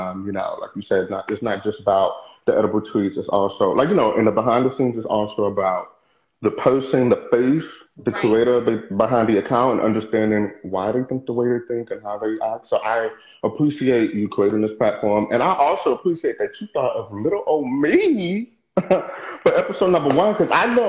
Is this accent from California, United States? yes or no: no; New Jersey, United States; now in Houston, United States; I was raised in New Jersey and then moved back to Houston